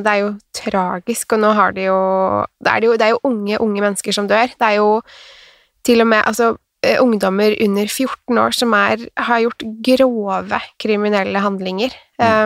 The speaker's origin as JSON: {"language": "Norwegian", "country": "Norway", "also_born_or_lived": "Sweden", "said": "jeg er norsk"}